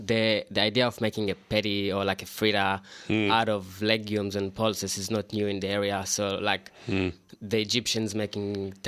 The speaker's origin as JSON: {"language": "English", "country": "Israel", "moved": "yes", "lives_now": "Melbourne, Australia", "said": "I'm from Israel. My mom is Iraqi and my dad is Romanian."}